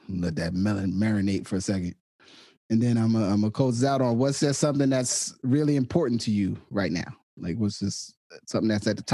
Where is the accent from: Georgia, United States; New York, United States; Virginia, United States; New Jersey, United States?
New Jersey, United States; Willingboro; moved away as an adult; also born or lived in Trenton, New Jersey / Pittsburgh; when I say I'm from New Jersey, that's where I'm from. specifically within New Jersey, I'm from Trenton and Willingboro. You know what I'm saying? I was born in Trenton and I grew up in Willingboro most of my life.